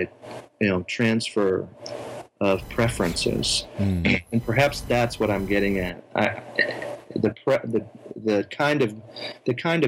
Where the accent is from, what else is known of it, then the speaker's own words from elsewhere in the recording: United States; as an American